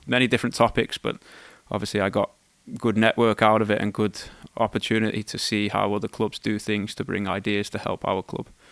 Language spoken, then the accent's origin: English; Wales, United Kingdom; moved away; also born or lived in England; I was born in England, schooled in Wales